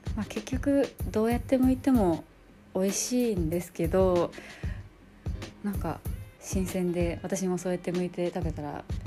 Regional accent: Hiroshima, Japan; 私広島県出身

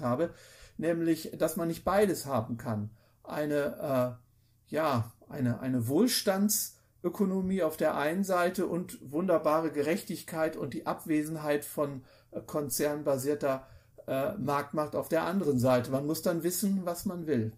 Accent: Lower Saxony, Germany; wo meine Heimatstadt ist

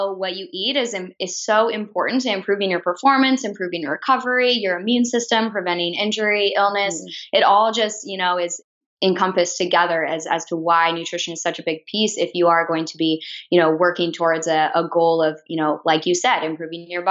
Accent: Lincoln, Nebraska, United States; I was born and raised in Lincoln

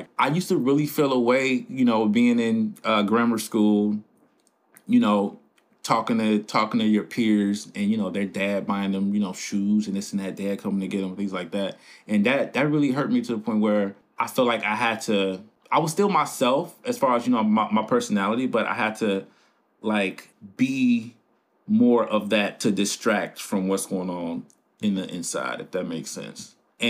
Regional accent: Chicago, Illinois, United States; As you said in the introduction, I am from the South Side of Chicago, which is an area that has been sort of in the light for a whole bunch of negative things probably since I could remember.

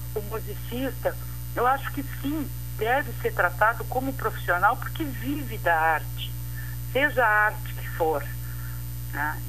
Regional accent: Pelotas, Rio Grande do Sul, Brazil; como pelotense

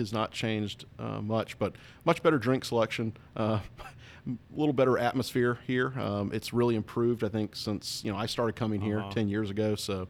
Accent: Newport, North Carolina, United States; moved away as an adult; now in Gettysburg, United States; in my hometown of Newport, North Carolina, in eastern North Carolina, where I was born and raised. And I've lived in Gettysburg for, well, in August it'll be 11 years.

